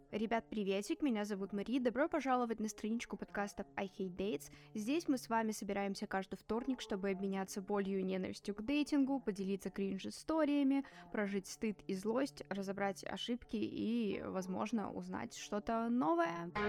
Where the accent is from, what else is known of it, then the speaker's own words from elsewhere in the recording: Belarus; и, наверное, стоит сказать, что мы из Беларуси, да, и мы будем говорить о разнице белорусского дейтинга